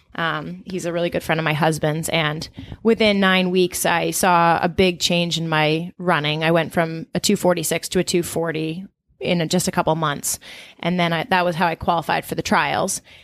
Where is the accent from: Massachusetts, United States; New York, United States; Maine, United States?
Maine, United States; Portland; also born or lived in Brooklyn; now in Boston, United States; I'm originally from Portland, Maine.